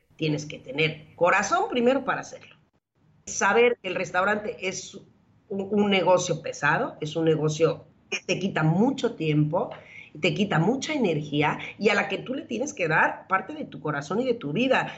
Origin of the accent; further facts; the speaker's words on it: Mexico; moved away as an adult; also born or lived in Spain / Mexico City; now in Turin, Italy; mi país